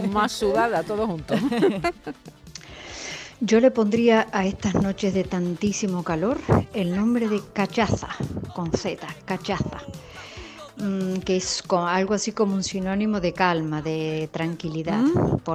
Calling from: Seville, Andalusia, Spain; de Sevilla.

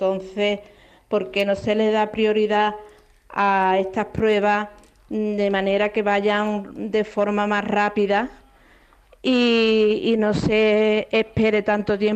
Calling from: El Puerto de Santa María, Andalusia, Spain; Buenas tardes, mm … de Puerto Santa María.

